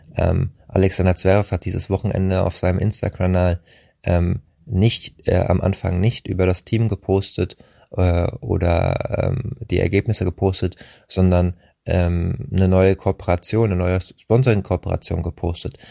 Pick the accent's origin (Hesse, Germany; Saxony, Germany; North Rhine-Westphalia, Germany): Hesse, Germany; Rheingau; aus meiner Heimat im Rheingau